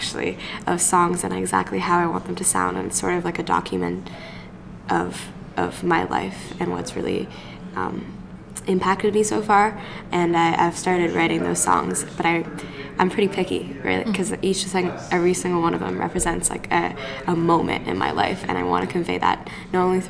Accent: Canada; I'm a Canadian. I love this country

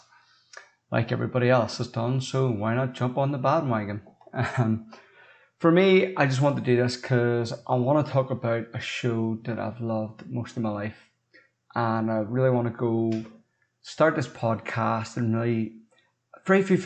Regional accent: Northern Ireland, United Kingdom; I'm not from America. I'm from Northern Ireland

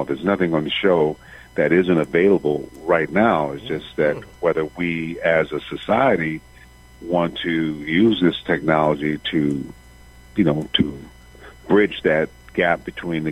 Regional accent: Benton Harbor, Michigan, United States; moved away as an adult; also born or lived in Detroit; I was raised in Benton Harbor, Michigan.

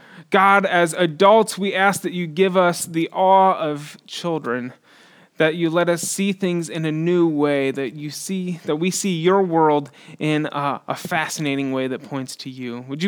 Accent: Houston, Texas, United States; now in Austin, United States; I grew up in Northwest Houston, and it is where the coastal plain and the piney woods intersect, and it is humid, and it is very, very flat.

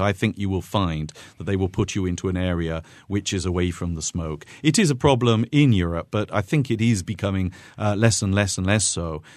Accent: United Kingdom; now in Lucca, Italy; I grew up in Great Britain

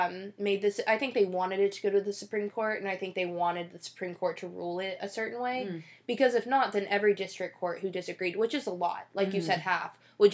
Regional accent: Texas, United States; I'm from Texas

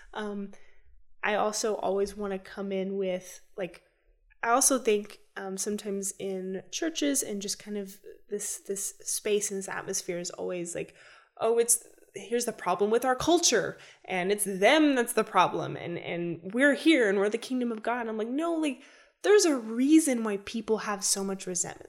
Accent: United States; as an American citizen

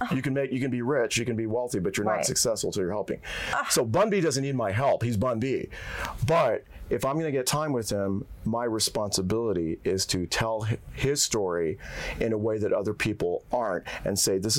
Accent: India; I'm the Indian guy who's bad at math.

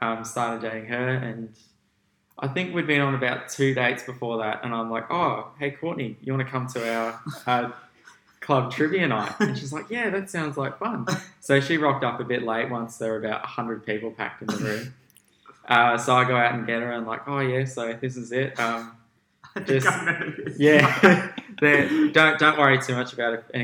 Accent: Gold Coast, Queensland, Australia; I was born on the Gold Coast. I lived here all my life.

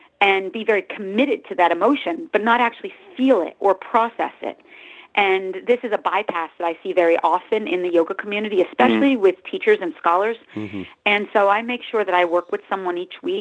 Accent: New Jersey, United States; now in Los Angeles, United States; I'm actually from Jersey, but I live in Los Angeles the last 24 years or so.

